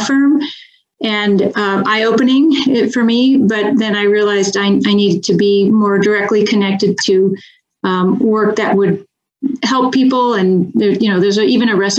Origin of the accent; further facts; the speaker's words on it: the Bay Area, California, United States; moved away as an adult; also born or lived in Philadelphia / New York; now in Sacramento, United States; I grew up in the Bay Area